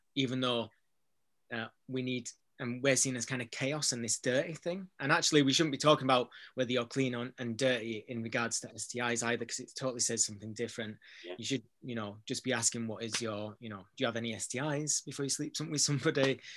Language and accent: English; Bradford, Yorkshire and the Humber, United Kingdom; moved away as an adult; also born or lived in Manchester; I'm from Bradford, from an area that you know is a low socioeconomic area